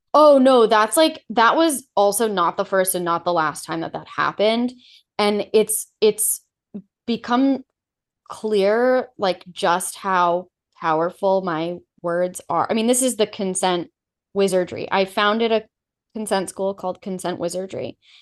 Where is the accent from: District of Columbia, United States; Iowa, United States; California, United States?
California, United States; Los Angeles; moved away as an adult; also born or lived in New York; I grew up in Los Angeles in, like, a T V home, an entertainment home